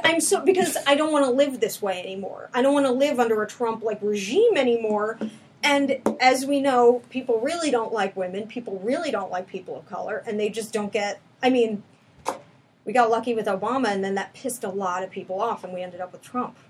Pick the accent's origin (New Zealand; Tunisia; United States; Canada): United States; New York; I'm from New York